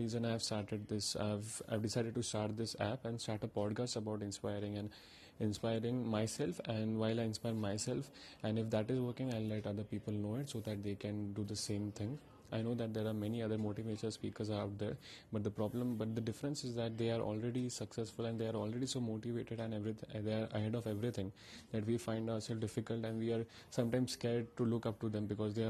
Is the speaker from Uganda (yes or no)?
no; India; I'm from India